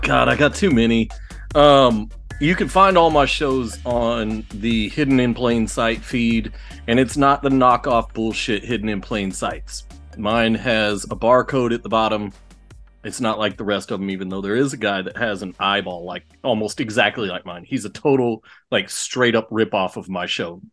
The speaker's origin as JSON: {"language": "English", "region": "Texas", "country": "United States", "tie": "born or raised there", "said": "I grew up here in Texas"}